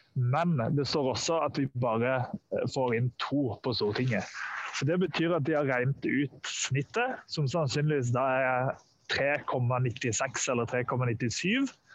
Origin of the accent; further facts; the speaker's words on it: Sørlandet, Norway; som sørlending sjøl